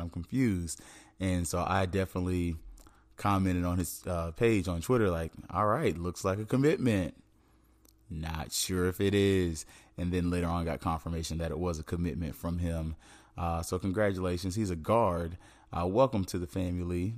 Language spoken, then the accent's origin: English; Tallahassee, Florida, United States; moved away; I'm from Tallahassee.